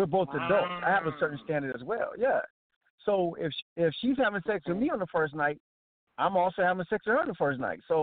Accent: Atlantic Beach, South Carolina, United States; I grew up on Atlantic Beach. For those who don't know, Atlantic Beach is like 30 minutes from Myrtle Beach

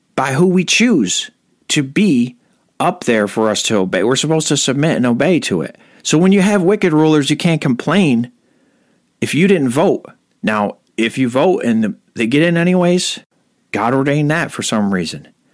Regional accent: United States; I was born here and my parents are Americans. So I'm an American

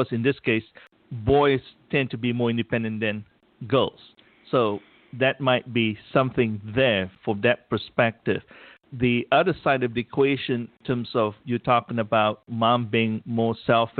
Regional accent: Malaysia; English is a second language; moved away; growing up in Malaysia

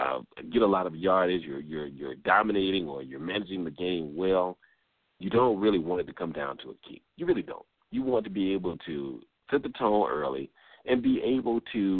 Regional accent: Atlanta, Georgia, United States; coming to you from my hometown of Atlanta, Georgia

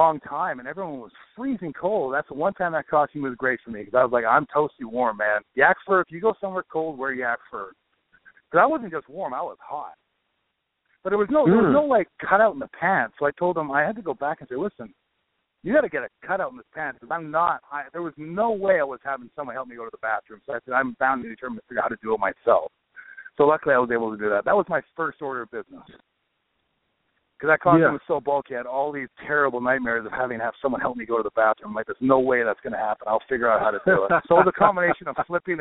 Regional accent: Vancouver, British Columbia, Canada; I was born in Vancouver

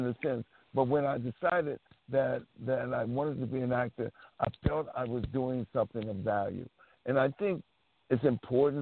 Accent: San Francisco, California, United States; I lived and born and raised in San Francisco

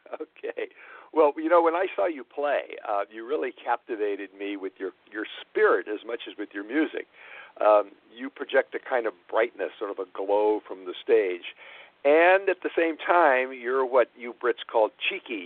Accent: Los Angeles, California, United States; this is my hometown

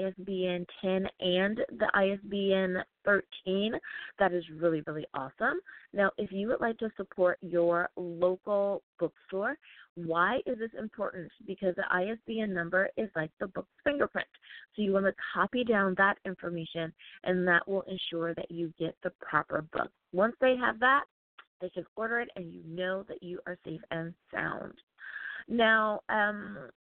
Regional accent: United States; United States of America, my home country, my home sweet home

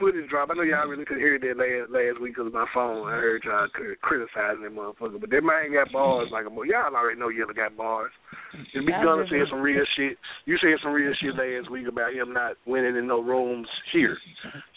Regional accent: the South, United States; being from the South

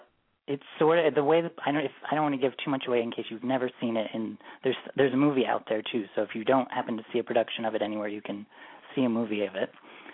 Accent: Vermont, United States; also born or lived in New York City; now in Los Angeles, United States; I grew up in Vermont, and then I moved to New York City.

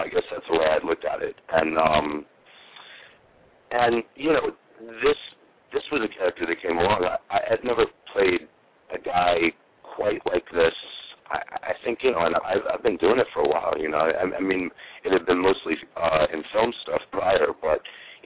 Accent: New Haven, Connecticut, United States; moved away as an adult; also born or lived in New York; now in Los Angeles, United States; I grew up mostly around Connecticut, around New Haven.

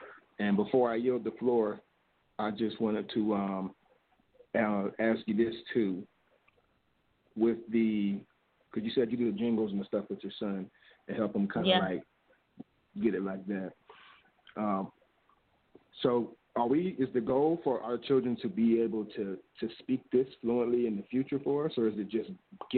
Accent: South Carolina, United States

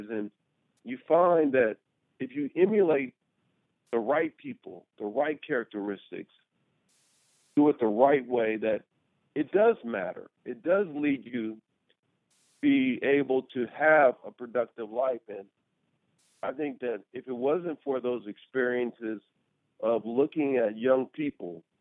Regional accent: Washington, D.C., District of Columbia, United States; also born or lived in Albuquerque, New Mexico; I was born in Albuquerque, New Mexico, and then we moved to Washington, D.C. And when I moved to Washington, D.C.

